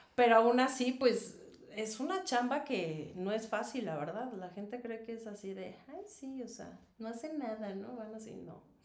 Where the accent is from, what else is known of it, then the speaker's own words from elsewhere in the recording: Mexico City, Mexico; moved away as an adult; now in Querétaro, Mexico; yo soy de la Ciudad de México